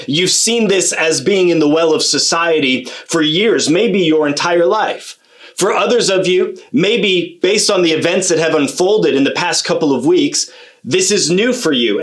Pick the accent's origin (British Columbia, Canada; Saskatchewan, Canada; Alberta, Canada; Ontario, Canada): Ontario, Canada; Kitchener; also born or lived in Australia / Sweden; I grew up in Kitchener Waterloo